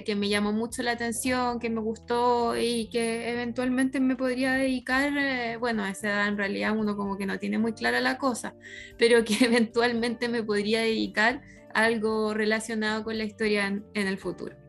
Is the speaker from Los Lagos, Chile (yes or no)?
no; La Ligua, Valparaíso, Chile; yo soy de La Ligua